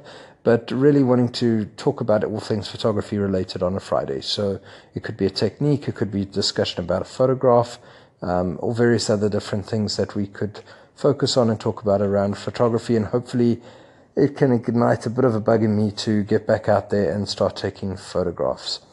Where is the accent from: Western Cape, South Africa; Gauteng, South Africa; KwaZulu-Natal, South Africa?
Gauteng, South Africa; Johannesburg; moved away as an adult; now in Lagos, Nigeria; Johannesburg, my hometown